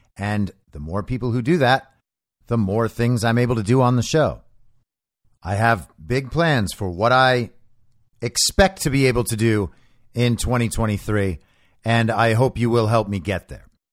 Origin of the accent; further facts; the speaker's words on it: United States; I'm American